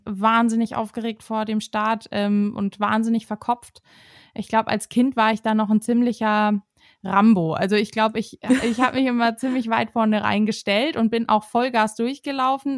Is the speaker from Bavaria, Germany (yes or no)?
yes; Herrsching am Ammersee, Bavaria, Germany; now in Munich, Germany; ich bin 26 Jahre alt und wohne und komme aus München, beziehungsweise komme ich aus Hersching am Ammersee.